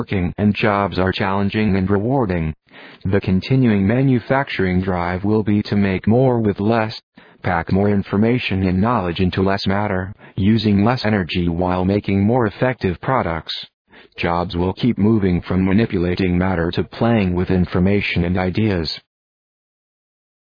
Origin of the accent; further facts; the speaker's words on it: India; now in United States; I was now seeing my hometown with foreign eyes.